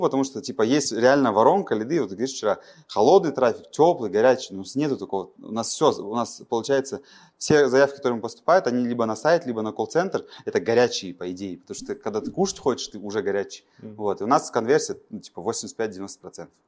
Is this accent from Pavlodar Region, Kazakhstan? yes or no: yes; Pavlodar, Pavlodar Region, Kazakhstan; Я родом из Павлодара